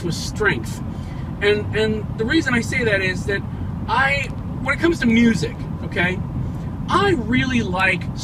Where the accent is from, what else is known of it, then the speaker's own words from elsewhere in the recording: Huntsville, Alabama, United States; I grew up in Huntsville, Alabama